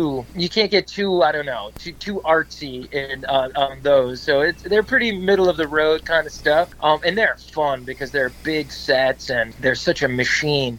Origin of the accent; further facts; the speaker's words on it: Wyckoff, New Jersey, United States; also born or lived in Brooklyn, New York / New York City / Boston; I was born in Brooklyn, but I grew up in New Jersey, in Wyckoff, New Jersey